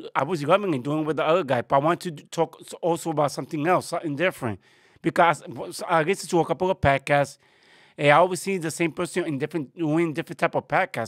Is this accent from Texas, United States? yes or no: no; New York City, New York, United States; I was born here in New York in the Bronx